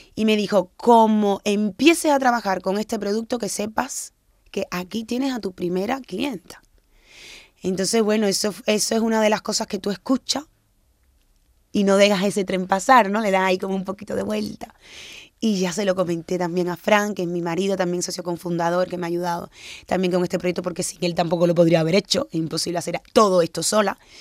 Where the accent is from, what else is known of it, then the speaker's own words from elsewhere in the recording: Cuba; also born or lived in Guinea-Bissau; yo nací en Cuba, pero mis padres son de Guinea-Bissau